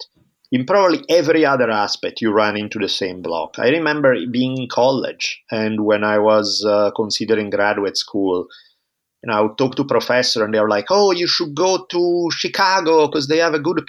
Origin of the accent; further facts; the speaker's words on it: Italy; moved away as an adult; now in United States; I grew up in Italy for the first 18 years of my life